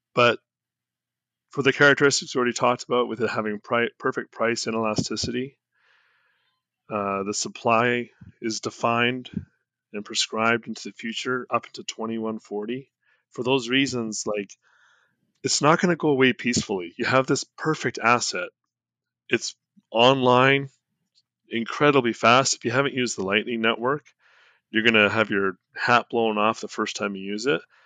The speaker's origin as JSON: {"language": "English", "country": "Canada", "said": "I'm Canadian"}